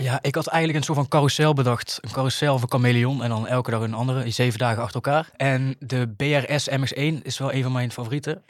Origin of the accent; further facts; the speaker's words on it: 's-Hertogenbosch, North Brabant, Netherlands; in de Muntel gewoond, waar ik vandaan kom